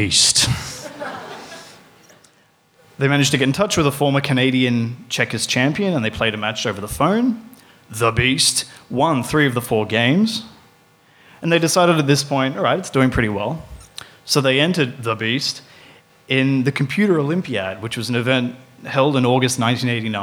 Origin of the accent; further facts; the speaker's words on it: Queensland, Australia; now in Melbourne, Australia; I'm actually from Queensland